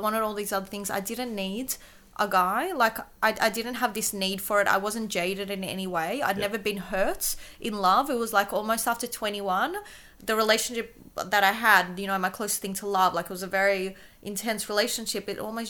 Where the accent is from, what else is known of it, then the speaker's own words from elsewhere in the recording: Kyiv, Ukraine; English is a second language; moved away; So I was born in Kyiv, right? So now there's a bit of a different political situation. When I was there before the 90s, before the wall broke down, everybody spoke Russian in Ukraine because it was part of the USSR.